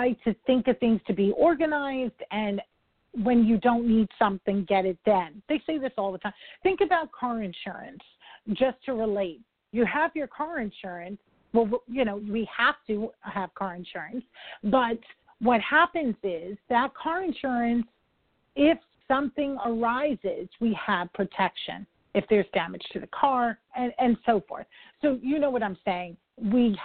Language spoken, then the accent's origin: English; New York, United States; I'm a New Yorker